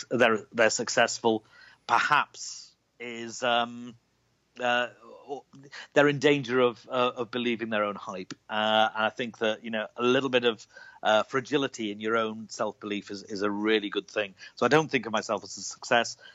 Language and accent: English; Liverpool, North West England, United Kingdom; I was born in Liverpool, uh, in the north of England, uh, right on the coast